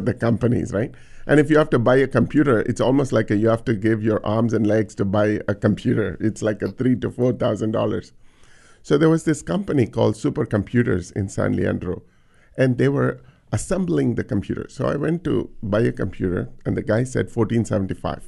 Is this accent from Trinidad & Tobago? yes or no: no; India; now in United States; growing up in India